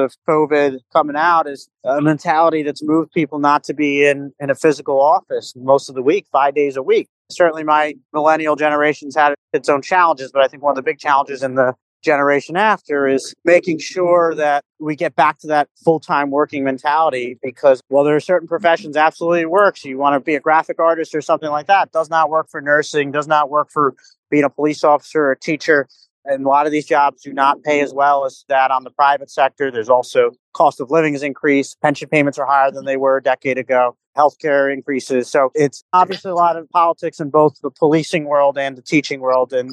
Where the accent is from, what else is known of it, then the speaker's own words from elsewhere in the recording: Freehold, New Jersey, United States; also born or lived in Neptune, New Jersey; I grew up in Freehold